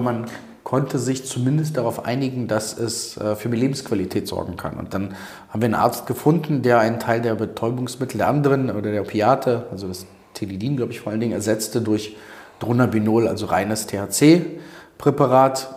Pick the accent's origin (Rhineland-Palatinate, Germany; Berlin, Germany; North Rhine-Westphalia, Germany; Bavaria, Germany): Berlin, Germany; also born or lived in Odessa, Ukraine (Soviet Union); gebürtig aus Odessa, Sowjetunion damals, bin als äh, Zweijähriger nach West-Berlin gekommen